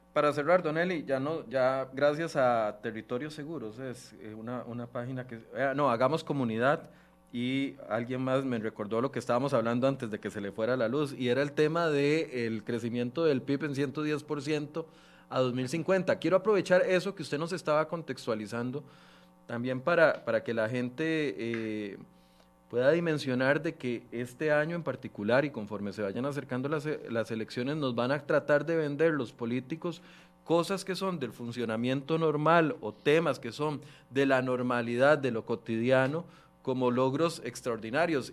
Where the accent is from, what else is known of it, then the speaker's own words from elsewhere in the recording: Costa Rica; como buenos ticos